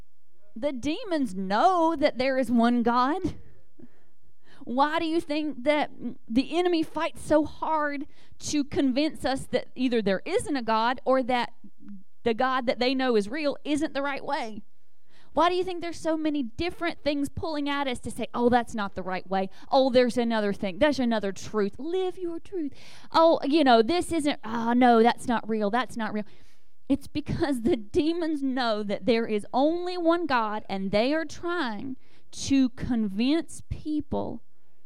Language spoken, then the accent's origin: English; the South, United States; I grew up in the South